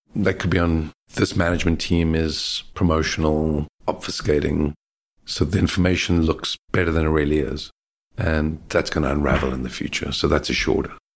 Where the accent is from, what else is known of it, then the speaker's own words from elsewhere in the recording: South Africa; also born or lived in Australia; now in London, United Kingdom; I grew up in South Africa